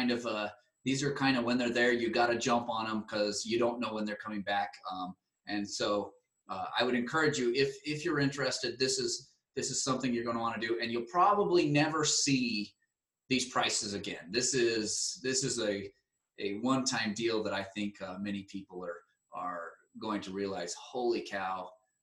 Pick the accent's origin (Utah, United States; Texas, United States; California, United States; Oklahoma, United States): Utah, United States; moved away; Utah. This is my home state. This is home for me.